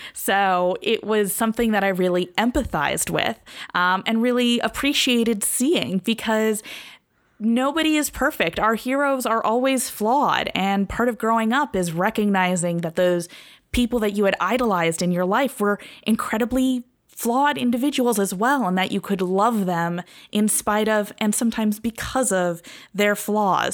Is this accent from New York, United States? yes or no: no; California, United States; I'm from California